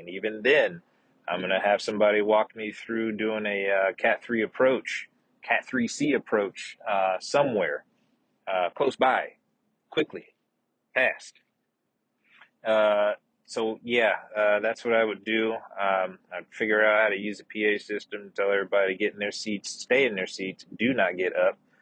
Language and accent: English; the south portion of the United States, Southern United States, United States; accent: southern; also born or lived in West Coast, United States; now in Austin, United States; got my southern accent back